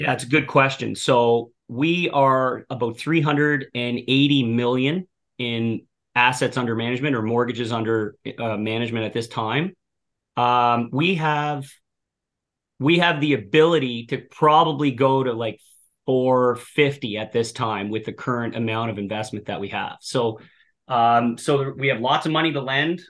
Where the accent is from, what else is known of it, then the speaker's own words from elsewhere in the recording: Cape Breton, Nova Scotia, Canada; moved away as an adult; also born or lived in Halifax, Canada; now in Ottawa, Canada; I grew up in Cape Breton, Nova Scotia. Um, born and raised there